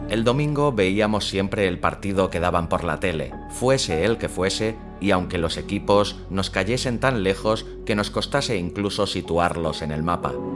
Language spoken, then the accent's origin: Spanish; Catalonia, Spain; soy catalán